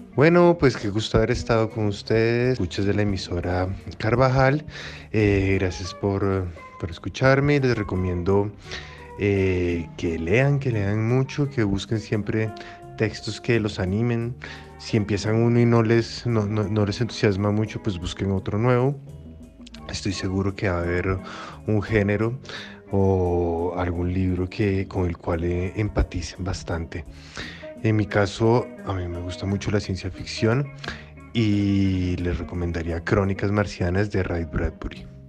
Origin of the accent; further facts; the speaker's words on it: Bogotá, Colombia; also born or lived in Lima, Peru; yo soy un migrante, yo vine de Perú a los cuatro años, de Lima, y llegué a Bogotá